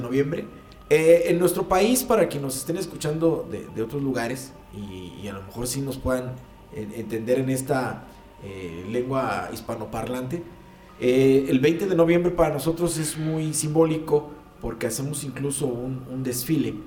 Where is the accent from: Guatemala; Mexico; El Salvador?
Mexico; así somos aquí los mexicanos